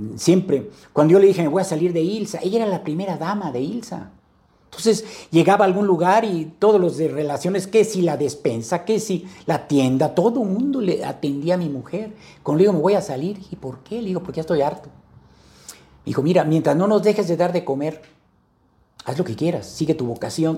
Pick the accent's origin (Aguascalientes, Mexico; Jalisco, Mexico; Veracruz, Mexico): Veracruz, Mexico; vengo de Veracruz